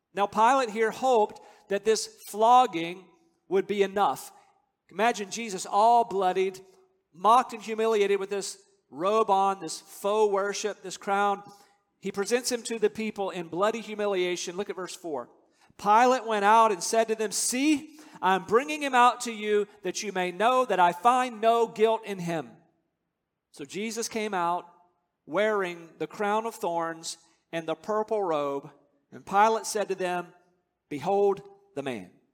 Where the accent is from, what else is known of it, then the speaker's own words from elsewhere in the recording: North Carolina, United States; I grew up in North Carolina.